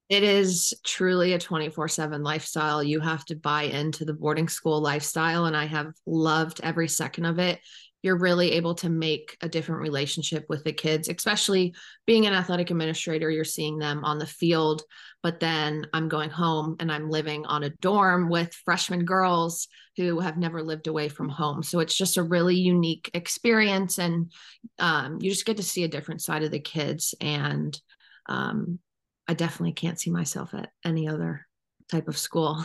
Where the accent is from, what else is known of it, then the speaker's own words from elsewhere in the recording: Cleveland, Ohio, United States; moved away as an adult; now in Chatham, United States; I was born and raised in Cleveland, Ohio